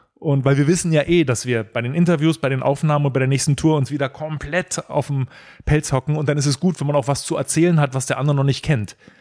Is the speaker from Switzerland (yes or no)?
no; Berlin, Germany; als Berliner